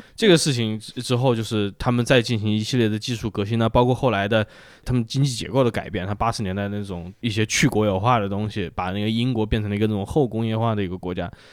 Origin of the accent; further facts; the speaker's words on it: Wuhan, Hubei, China; 我在武汉长大那时候，就是晚，晚上要停电